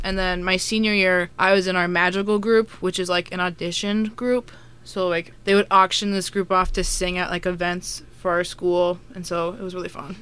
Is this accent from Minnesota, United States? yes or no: yes; Minnesota, United States; moved away as an adult; I'm from Minnesota